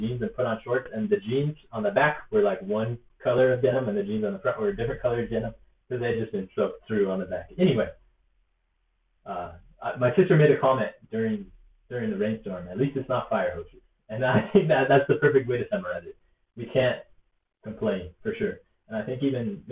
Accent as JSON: {"language": "English", "region": "hometown near Idaho Falls", "country": "United States", "tie": "born or raised there", "said": "my hometown that I had in Idaho Falls"}